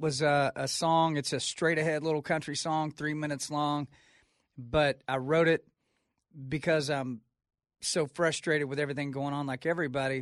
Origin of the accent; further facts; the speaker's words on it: Texas, United States; I'm from Texas